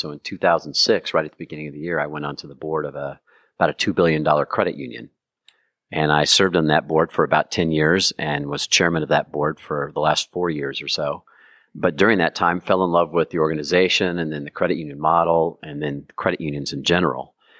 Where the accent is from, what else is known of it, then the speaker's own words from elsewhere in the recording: Kansas City, Missouri, United States; also born or lived in Washington, D.C.; I was born and raised in Kansas City, and I'm an attorney, but decided to try my luck in Washington, D.C. in the early part of my career